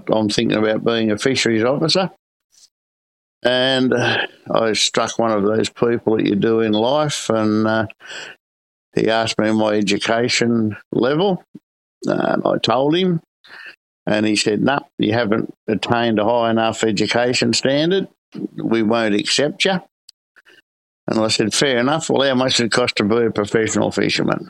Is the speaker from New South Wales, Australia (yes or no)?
yes; Sydney, New South Wales, Australia; now in Coffs Harbour, Australia; Born and bred in Sydney, lived on the Port Hacking River